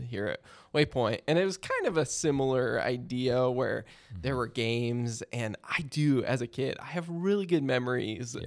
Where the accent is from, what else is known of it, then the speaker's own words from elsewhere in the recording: Maryland, United States; I grew up in Maryland, so Hershey Park was like our nearest amusement park.